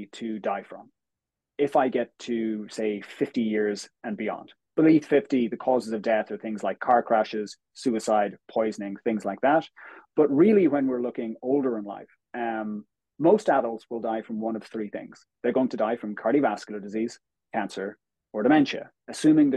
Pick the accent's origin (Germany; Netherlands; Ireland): Ireland; Galway, Connacht; moved away as an adult; also born or lived in United States / Australia; now in Dublin, Ireland; I'm originally from Galway in the west of Ireland, but currently live in Dublin